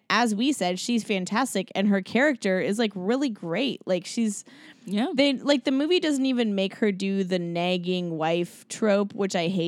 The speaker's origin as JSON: {"language": "English", "town": "Seattle", "region": "Washington", "country": "United States", "tie": "born or raised there", "said": "I grew up in Seattle, which is like white music topia."}